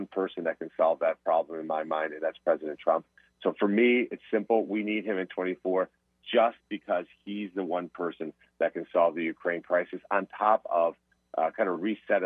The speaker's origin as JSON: {"language": "English", "country": "Colombia", "moved": "yes", "lives_now": "Ohio, United States", "said": "I'm from Colombia"}